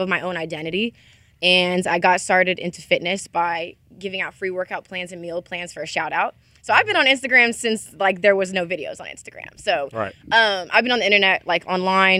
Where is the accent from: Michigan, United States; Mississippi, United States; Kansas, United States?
Mississippi, United States; also born or lived in Ohio; I'm from Ohio, but I was raised in Mississippi. So I'm like a Southern gal